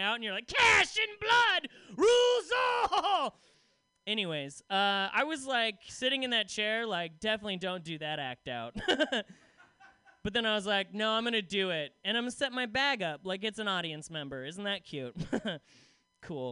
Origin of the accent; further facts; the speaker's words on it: Salem, Oregon, United States; I come from Salem, which is a town no one gives a shit about